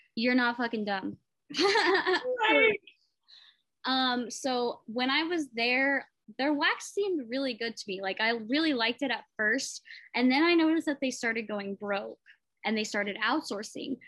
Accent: Muskogee, Oklahoma, United States; I was raised in Muskogee, so I just spent a lot of time in Tulsa, like as a kid

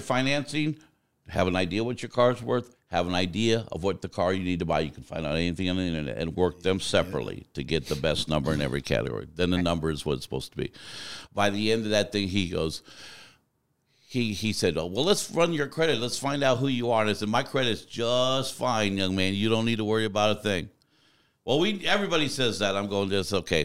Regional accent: Arizona, United States; also born or lived in Tucson; I grew up in mostly in Arizona for most of my life.

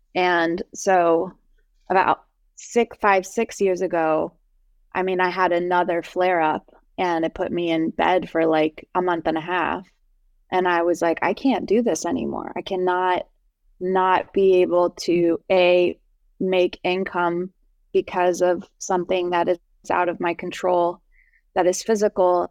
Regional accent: New Jersey, United States; I'm from New Jersey, I don't know if it's because I'm Persian

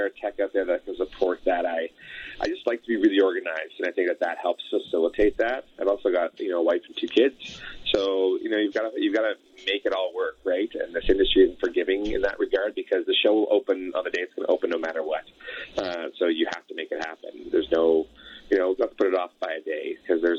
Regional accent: Elliot Lake, Ontario, Canada; also born or lived in Sudbury, Ontario; now in Alberta, Canada; I grew up in Northern Ontario. My family is all from Sudbury, born in Sudbury. raised in Elliott Lake, so just a few hours west of Sudbury there.

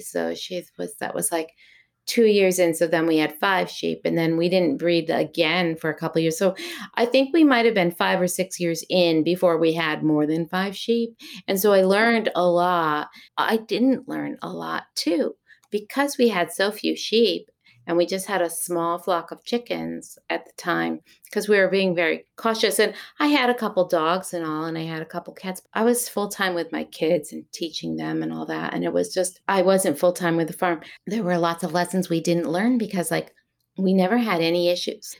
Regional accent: the Berkshires, Massachusetts, United States; also born or lived in Long Beach, California; now in Shaftesbury, United States; I was born in Long Beach, California, and then moved as a youth to Massachusetts to the Berkshires, is where my grandparents' farm was that I moved to from California.

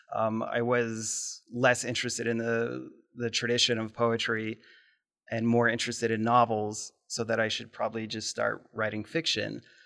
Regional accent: Lincoln, Nebraska, United States; now in Omaha, United States; grew up in Omaha, or excuse me, in Nebraska, but I've only lived in Omaha for like the last 15 years. And I think growing up in Lincoln

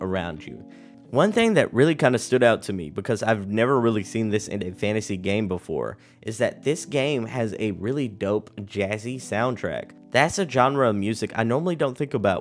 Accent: Texas, United States; my home state of Texas

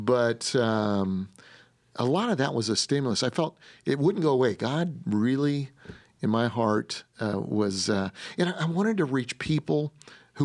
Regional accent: Denver, Colorado, United States; moved away; my wife, we're from Denver, Colorado

